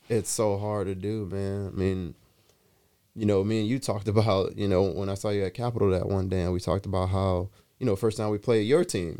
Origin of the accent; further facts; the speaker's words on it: Atlanta, Georgia, United States; moved away; I'm from Atlanta. I grew up in, in Teckwood Homes.